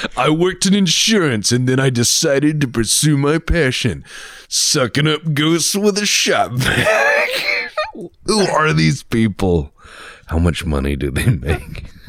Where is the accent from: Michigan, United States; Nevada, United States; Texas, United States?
Texas, United States; I'm from Texas